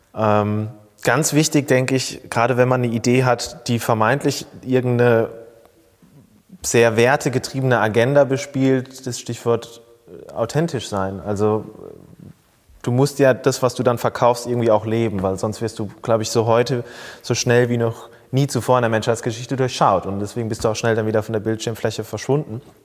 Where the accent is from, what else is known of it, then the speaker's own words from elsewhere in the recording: near Mannheim, Rhineland-Palatinate, Germany; moved away as an adult; also born or lived in Speyer; now in Frankfurt, Germany; eigentlich bin ich ein Pelzerbu, der in ah. Frankfurt heimisch geworden ist. Ich bin äh, in der Nähe von Mannheim, so gesehen, äh, als Kind aufgewachsen, in Speyer geboren, ähm, aber lebe jetzt seit fast zehn Jahren in Frankfurt